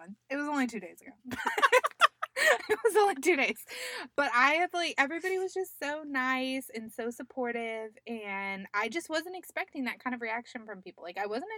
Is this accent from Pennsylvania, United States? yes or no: no; Yuma, Arizona, United States; I grew up in Yuma. My parents are Yuma natives.